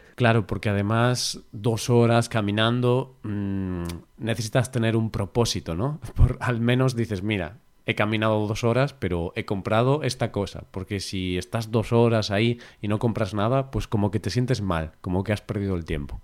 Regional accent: Vigo, Galicia, Spain; el Celta, pues, es mi ciudad y mi familia, todas del Celta

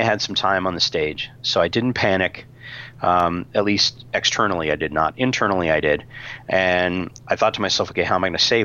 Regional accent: Tucson, Arizona, United States; when I got back to Tucson, my hometown

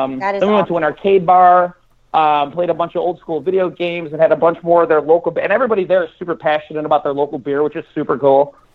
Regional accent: Chicago, Illinois, United States; Chicago, south side of Chicago, yeah.

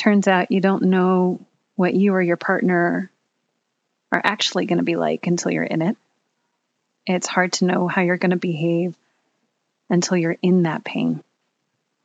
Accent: Bay Area, California, United States; born or raised there; moved away as an adult; also born or lived in Pittsburgh

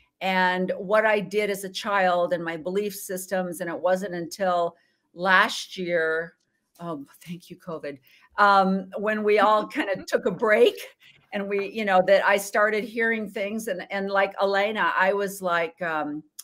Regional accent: Illinois, United States; also born or lived in Oregon / Washington; now in Arizona, United States; I was born and raised in Illinois, Midwest, corn country.

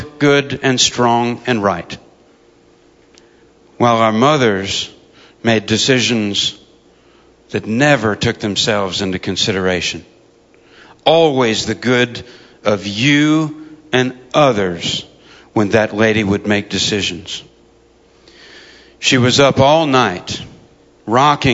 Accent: United States; As an American soldier

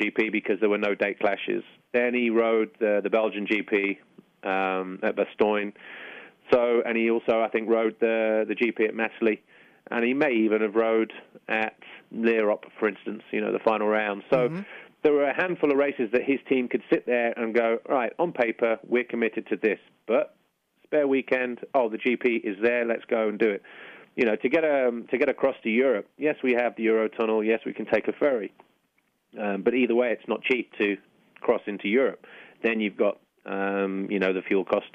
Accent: England, United Kingdom; as a Brit

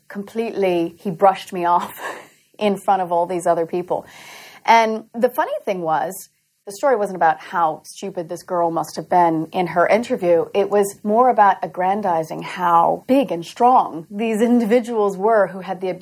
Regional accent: Louisiana, United States; moved away as an adult; also born or lived in Massachusetts; I grew up in Louisiana

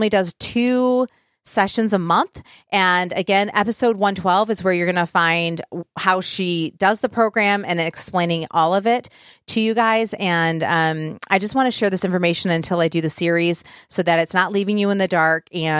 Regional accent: Michigan, United States; moved away

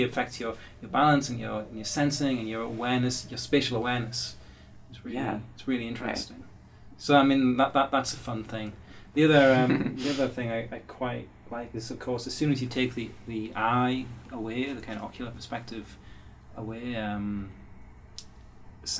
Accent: England, United Kingdom; I'm English

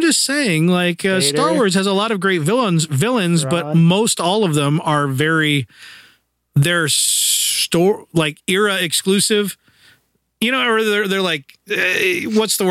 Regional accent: United States; I'm American

